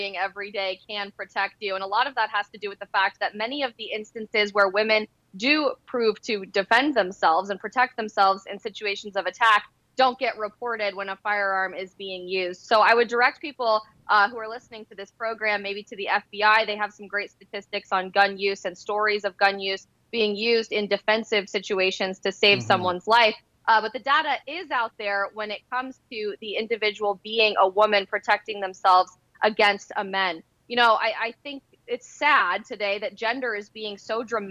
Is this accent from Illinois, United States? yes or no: no; Colorado, United States; I'm actually from Colorado